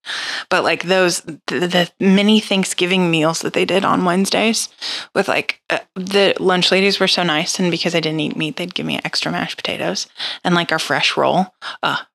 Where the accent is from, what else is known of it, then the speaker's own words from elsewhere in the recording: St. Louis, Missouri, United States; I'm from St. Louis